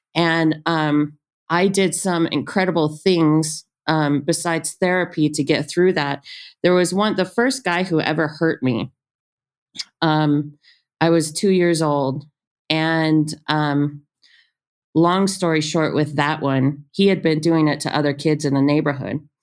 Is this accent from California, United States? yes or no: yes; Ontario, California, United States; moved away; also born or lived in Inglewood, California / Tucson, Arizona; I grew up right outside of Los Angeles, was born in Inglewood